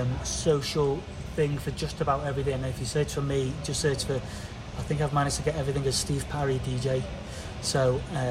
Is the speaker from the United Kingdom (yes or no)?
yes; England, United Kingdom; I'm English